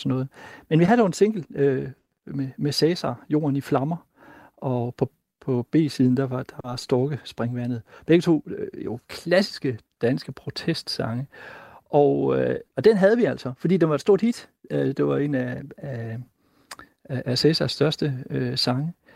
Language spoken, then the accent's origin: Danish; Himmerland, North Denmark Region, Denmark; jeg voksede op i Himmerland